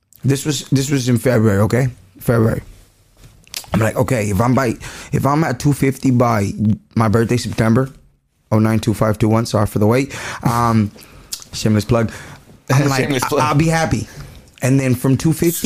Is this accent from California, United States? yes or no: yes; Whittier, California, United States; also born or lived in Guanajuato; I'm from Whittier